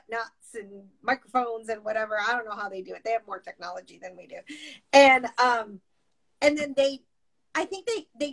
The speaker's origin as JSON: {"language": "English", "town": "Tucson", "region": "Arizona", "country": "United States", "said": "I'm from Tucson"}